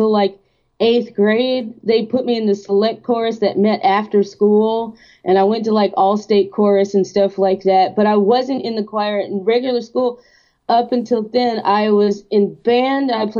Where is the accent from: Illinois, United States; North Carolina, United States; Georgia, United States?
Georgia, United States; Athens; my hometown in Athens